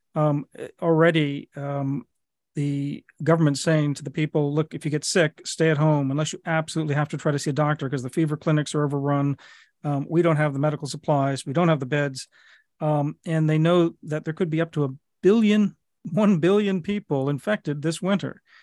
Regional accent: United States; as an American

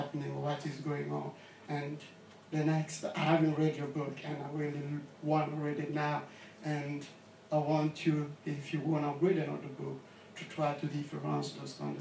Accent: Kinshasa, DR Congo; moved away; I'm from Congo and from Kinshasa as well.

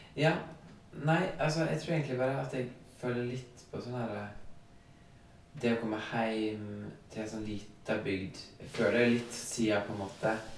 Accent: Førde, Vestland, Norway; moved away; det har gått bra med meg som kom fra Førde

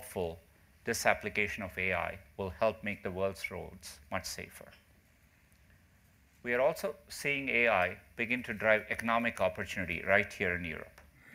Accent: India; moved away; Growing up in India

